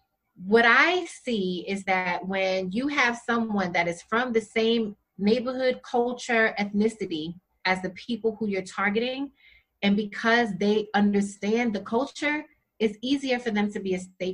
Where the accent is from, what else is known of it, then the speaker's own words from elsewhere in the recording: Jamaica; I'm Jamaican. You want to tell me stop eating rice and peas?